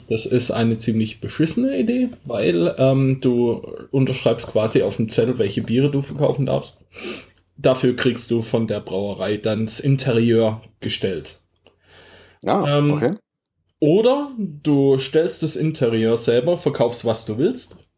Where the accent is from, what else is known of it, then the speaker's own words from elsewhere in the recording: Baden-Württemberg, Germany; Nochmal vorneweg, ich bin Schwabe, also nicht wundern.